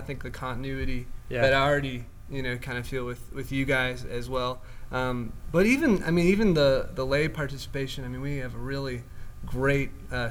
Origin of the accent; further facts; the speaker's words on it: Chicago, Illinois, United States; moved away; also born or lived in Pennsylvania; I'm coming from Pennsylvania, but I'm actually from Chicago.